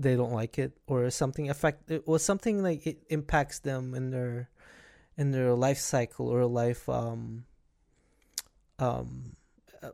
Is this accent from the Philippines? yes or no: yes; Philippines; moved away; back in where I was born in Philippines, we didn't really paid attention to a lot of electronics, where we get to go outside all the time and play with other kids